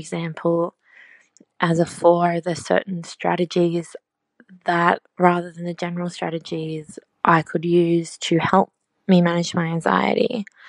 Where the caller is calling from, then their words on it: Sydney, New South Wales, Australia; I'm dialing in from Sydney, Australia.